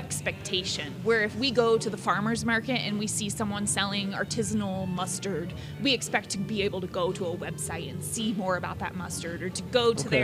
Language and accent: English; Ohio, United States; I'm from Ohio